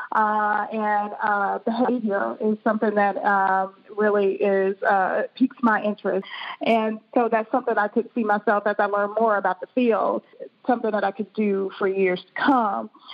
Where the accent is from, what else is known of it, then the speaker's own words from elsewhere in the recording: Birmingham, Alabama, United States; moved away as an adult; also born or lived in Boston, Massachusetts; now in Maryland, United States; I'm originally from Birmingham, Alabama